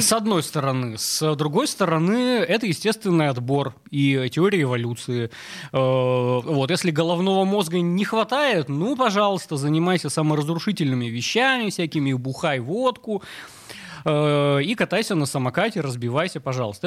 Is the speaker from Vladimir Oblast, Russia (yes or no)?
no; Yekaterinburg, Sverdlovsk Oblast, Russia; я вообще вырос э, на Уралмаше в Екатеринбурге